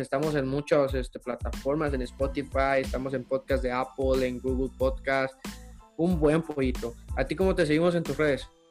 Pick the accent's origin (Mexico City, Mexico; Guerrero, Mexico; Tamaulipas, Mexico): Guerrero, Mexico; Acapulco; soy de Acapulco, allá casi no, güey, casi no hay mucho tiro